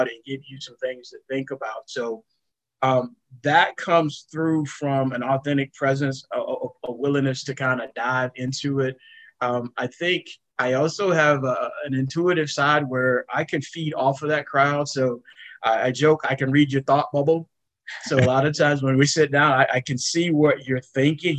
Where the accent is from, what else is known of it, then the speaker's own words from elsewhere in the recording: Jasper, Florida, United States; moved away as an adult; going to be an assistant manager at an IGA in Jasper, Florida